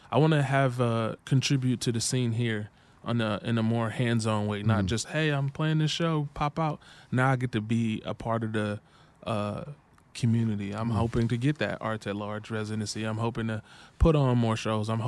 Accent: Midwest, United States; I'm from the Midwest.

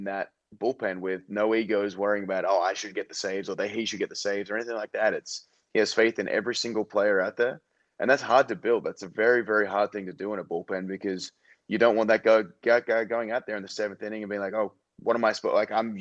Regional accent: Australia; moved away; back in Australia

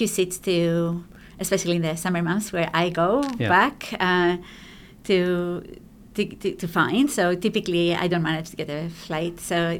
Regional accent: Athens, Attica, Greece; moved away as an adult; also born or lived in Astypalaia, Greece / New York, United States; now in Canada; No, I was born in Greece. I was raised in Greece.

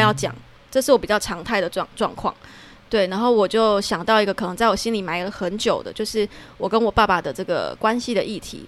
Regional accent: Tainan, Taiwan; 我台南人嘛

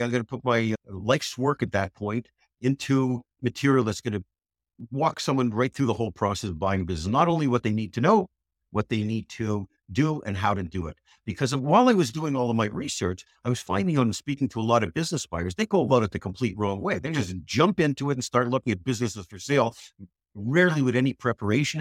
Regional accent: Montreal, Quebec, Canada; moved away; I was living in Canada, I grew up in Canada, Montreal

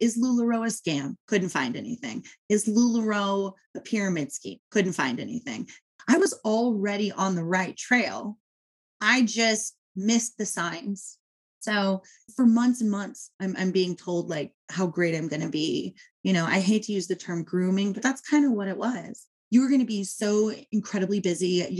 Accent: Southern California, United States; I am a mom from Southern California

